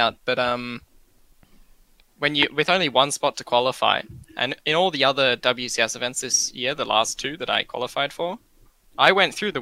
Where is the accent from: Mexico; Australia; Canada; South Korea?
Australia; I'm already, you know, the Australian